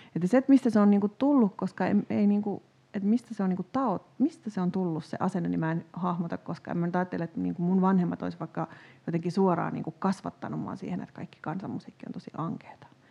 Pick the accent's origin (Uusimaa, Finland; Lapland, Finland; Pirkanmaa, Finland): Pirkanmaa, Finland; Tampere; itse kun on kasvanut lapsena Tampereella